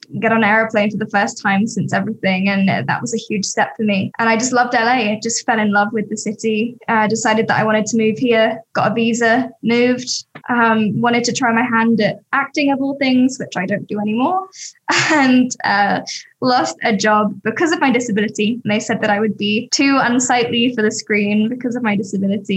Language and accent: English; Sussex, South East England, United Kingdom; now in Los Angeles, United States; I grew up in Sussex, which is just outside of London, countryside, middle of nowhere, country bumpkin